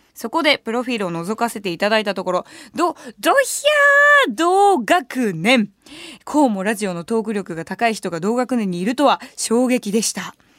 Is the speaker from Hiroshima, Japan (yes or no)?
no; Tokyo, Japan; 東京で生まれ育ってるから